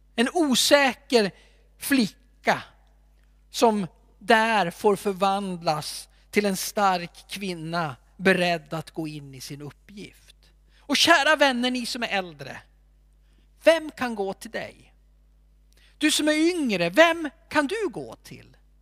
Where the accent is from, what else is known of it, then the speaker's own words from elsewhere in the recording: Alfta, Gävleborg County, Sweden; När jag växte upp så hade vi en man i min hemförsamling